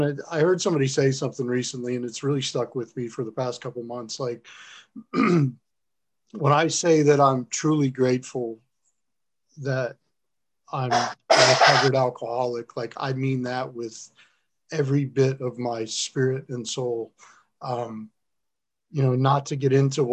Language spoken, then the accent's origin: English; South Florida, United States; moved away; also born or lived in upstate New York / Detroit; I'm from South Florida originally